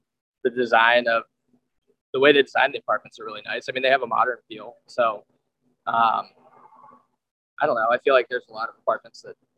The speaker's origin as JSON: {"language": "English", "region": "the South", "country": "United States", "lives_now": "Tampa, United States", "said": "I'm from the South."}